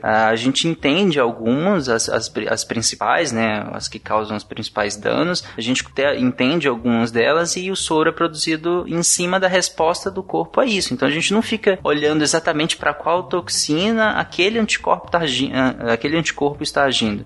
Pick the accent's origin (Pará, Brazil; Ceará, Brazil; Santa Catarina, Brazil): Pará, Brazil; quando eu era pequeno, eu morava no Pará